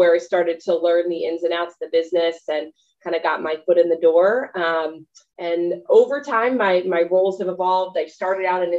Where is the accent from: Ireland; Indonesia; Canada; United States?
United States; Midwest; I am a Midwestern girl, born and raised in the Midwest